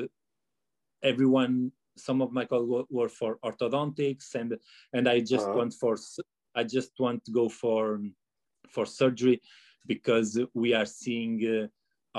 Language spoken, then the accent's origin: English; Porto, Norte, Portugal; I was born and raised and studied in Porto.